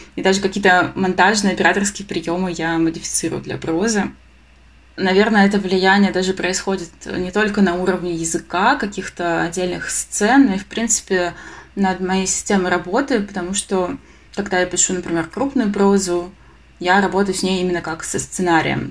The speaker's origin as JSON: {"language": "Russian", "town": "Krasnodar", "region": "Krasnodar Krai", "country": "Russia", "tie": "born or raised there", "said": "я вообще сама из Краснодара"}